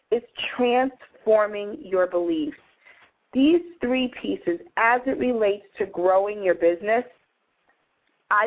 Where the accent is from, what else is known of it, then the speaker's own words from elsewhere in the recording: New York City, New York, United States; when I was growing up in New York City, my mom would let me go to McDonald's for dinner, but only on Fridays.